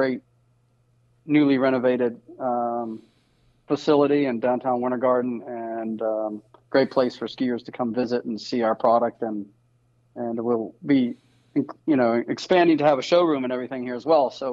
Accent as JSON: {"language": "English", "region": "Virginia", "country": "United States", "tie": "born or raised there", "moved": "yes", "lives_now": "Central Florida, United States", "said": "I grew up in Virginia"}